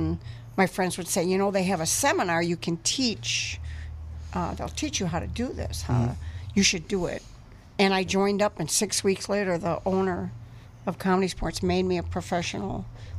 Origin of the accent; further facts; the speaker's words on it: Milwaukee, Wisconsin, United States; I grew up in Milwaukee.